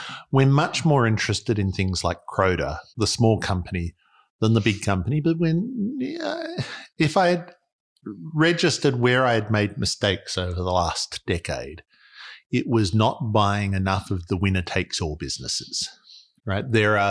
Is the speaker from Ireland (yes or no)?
no; Australia; That's actually a good way of thinking about it as an Australian.